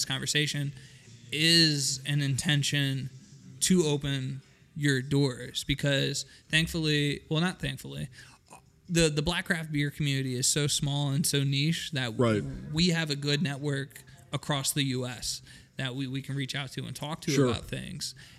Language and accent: English; Reading, Pennsylvania, United States; We're from Reading. So we definitely love our Reading breweries